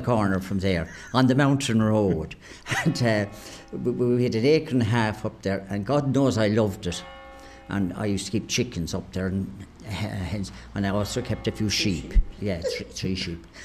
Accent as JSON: {"language": "English", "town": "Clonmel", "region": "Munster", "country": "Ireland", "tie": "born or raised there", "said": "Great days of playing with all the young fellas and young girls around the place, you know, around the streets. The streets at the centre of the town was our domain"}